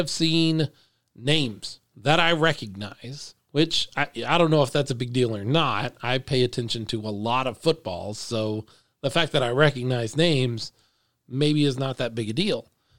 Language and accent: English; Dallas–Fort Worth Metroplex, Texas, United States; I'm from the Metroplex.